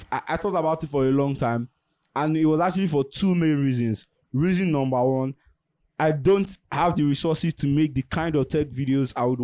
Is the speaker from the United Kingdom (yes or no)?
no; Nigeria; Living as a Nigerian, my heart rate is already up.